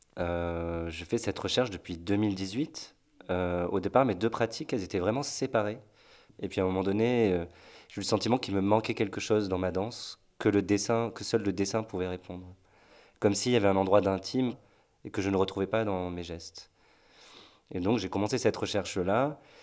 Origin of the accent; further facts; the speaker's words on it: Marseille, Provence-Alpes-Côte d'Azur, France; moved away as an adult; now in Nantes, France; je suis de Marseille au départ